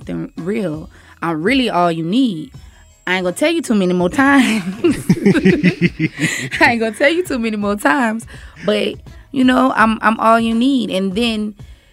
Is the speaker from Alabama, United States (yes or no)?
no; New Iberia, Louisiana, United States; I am from New Iberia, Louisiana